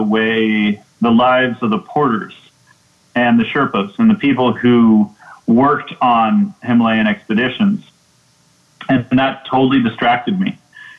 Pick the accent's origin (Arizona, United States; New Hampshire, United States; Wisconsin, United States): New Hampshire, United States; moved away as an adult; also born or lived in Vermont; now in Nepal; Yeah, I grew up in New Hampshire. I've lived just about the past 20 years in Nepal, and I currently, when I'm in the States, I base out of Vermont.